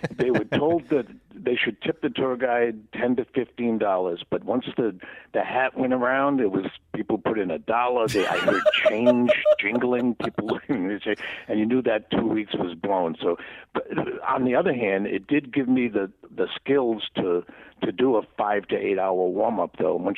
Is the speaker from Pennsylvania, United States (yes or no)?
no; Rhode Island, United States; I came out from Rhode Island and took two busloads of people for 2 weeks at a time from L.A. to Vegas